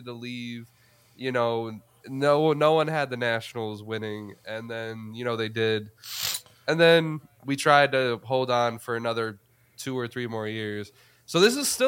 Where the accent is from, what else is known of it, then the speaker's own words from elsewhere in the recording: New York, United States; I'm from New York. I think, you know, I've always grew up in a, you know, Yankee household